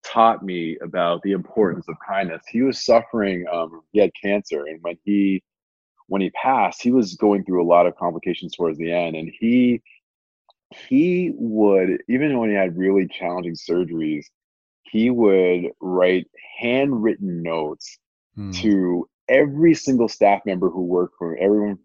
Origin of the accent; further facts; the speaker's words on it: Amherst, Massachusetts, United States; I grew up in a small town in Western Massachusetts called Amherst, Massachusetts.